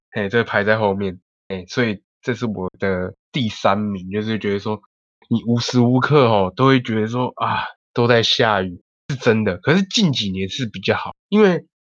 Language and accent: Chinese; North Coast, Taiwan; 小弟我就是住在北海岸。哦，那个从小到大土生哦土长。土生土长，喝台海风长大的对，人喝海风长大的